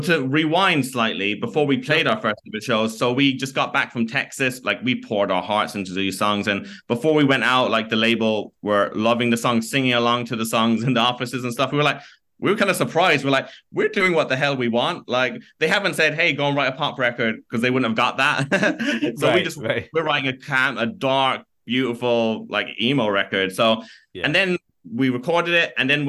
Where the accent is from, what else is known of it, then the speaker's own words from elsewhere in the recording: County Kerry, Ireland; we're from Kerry in County Kerry in Ireland. And we had people chanting Kerry as we're walking out in Germany.